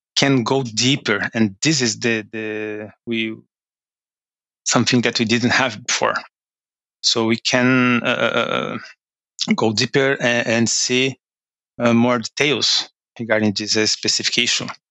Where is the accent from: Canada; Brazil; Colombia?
Brazil; moved away as an adult; now in Norway; from Brazil. Um, I live in Norway uh, for two years now